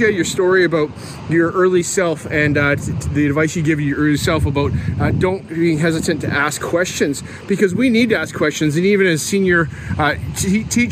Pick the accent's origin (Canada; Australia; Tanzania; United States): Canada; being a Canadian kid watching Canadian football